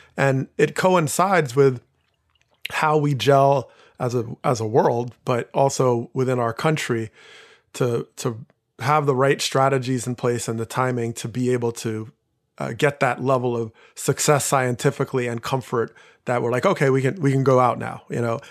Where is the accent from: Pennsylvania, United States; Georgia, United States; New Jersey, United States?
New Jersey, United States; I grew up in Jersey